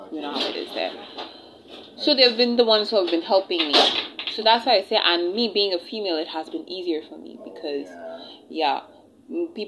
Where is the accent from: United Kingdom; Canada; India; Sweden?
India; accent: Indian; now in Nigeria; my Indian accent